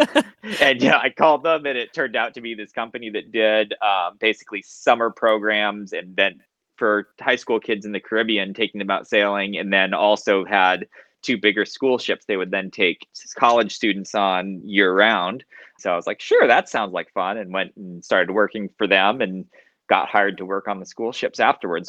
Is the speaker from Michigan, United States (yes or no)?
no; Southern California, United States; I grew up in Southern California from a very early age